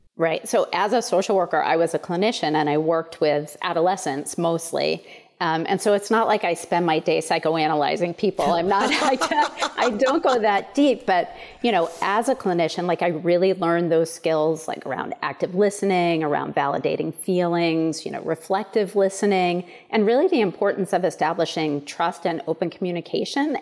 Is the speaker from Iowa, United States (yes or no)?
no; Portland, Maine, United States; also born or lived in Chicago; I'm a true Mainer. I was born and raised in Maine.